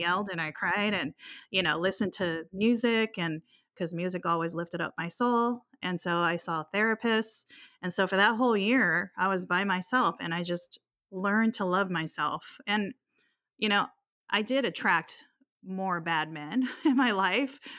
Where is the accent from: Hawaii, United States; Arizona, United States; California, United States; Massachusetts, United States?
Hawaii, United States; also born or lived in Guam; I grew up in Hawaii. I was born in Guam, but raised in Hawaii, so I've always been an island girl